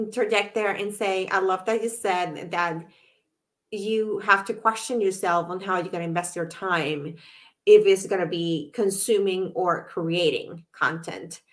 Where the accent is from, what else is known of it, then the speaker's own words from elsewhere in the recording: Puerto Rico; moved away; I'm from Puerto Rico originally